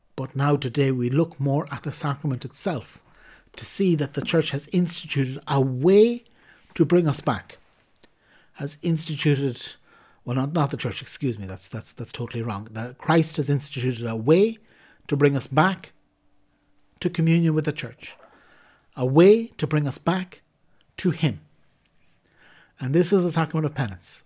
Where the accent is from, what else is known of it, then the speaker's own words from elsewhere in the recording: Ireland; as an Irishman